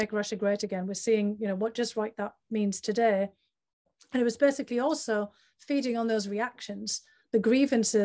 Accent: the north of England, United Kingdom; my hometown in the north of England

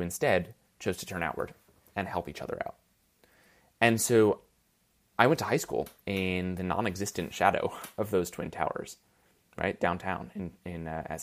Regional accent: New York, United States; born or raised there

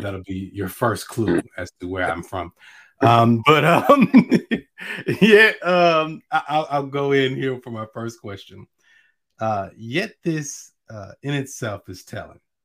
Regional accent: Natchez, Mississippi, United States; I'm from Natchez, so I'm from where Richard Wright was born

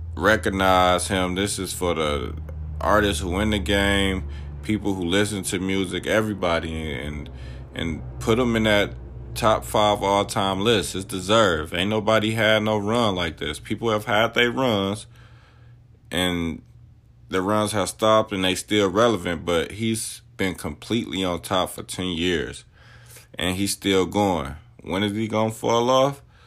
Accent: Michigan, United States; I'm from Michigan

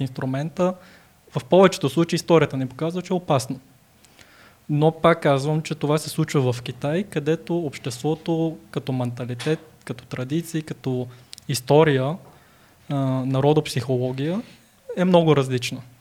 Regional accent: Bulgaria; also born or lived in China; аз по, по се възприема за българин

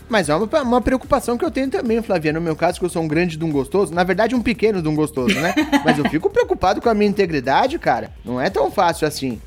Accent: São Paulo, Brazil; Sendo paulista

